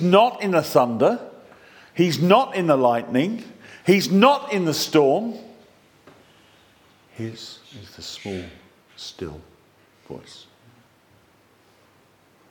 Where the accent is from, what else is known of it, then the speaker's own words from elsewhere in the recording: England, United Kingdom; we're flipping English